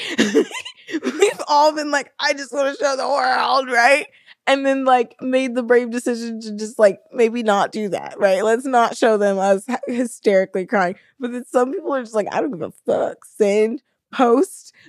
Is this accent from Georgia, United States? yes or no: no; Alabama, United States; moved away as an adult; also born or lived in San Diego, California; now in Florida, United States; we grew up in Alabama, Um, we moved to California together when we were both around twenty, twenty-one